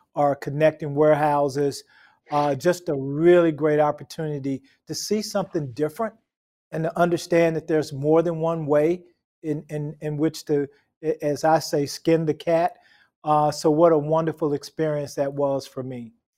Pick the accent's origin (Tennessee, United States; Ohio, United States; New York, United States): Tennessee, United States; Memphis; I grew up in Memphis, Tennessee